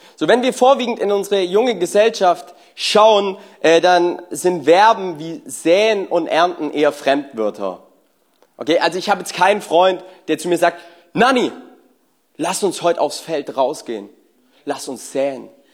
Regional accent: Germany; wir Deutschen

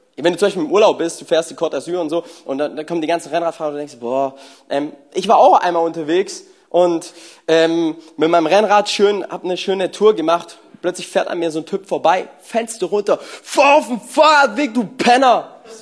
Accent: Germany; wir Deutschen

